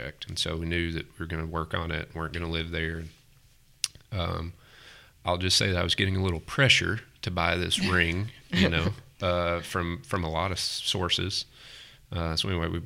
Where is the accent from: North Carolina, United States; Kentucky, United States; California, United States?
Kentucky, United States; Casey County; moved away as an adult; also born or lived in Lexington, Kentucky / Greenbrier; Casey County. And that's where I'm from. I born and raised there, grew up a small town, family farm